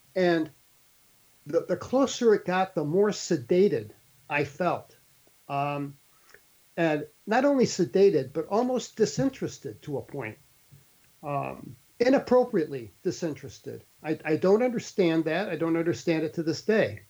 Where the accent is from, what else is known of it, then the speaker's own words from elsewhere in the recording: St. Louis, Missouri, United States; moved away; I grew up in St. Louis City